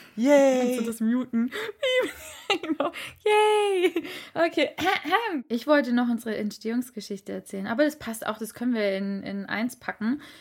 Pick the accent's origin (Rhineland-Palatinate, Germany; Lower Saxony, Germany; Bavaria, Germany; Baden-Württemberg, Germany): Baden-Württemberg, Germany; Reutlingen; now in Ludwigsburg, Germany; von meiner Heimatstadt erzählt. Mm, das wunderschöne Reutlingen.